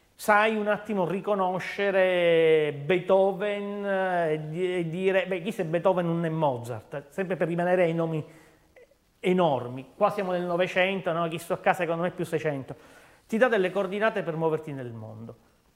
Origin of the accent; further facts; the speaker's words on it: Palermo, Sicily, Italy; da palermitano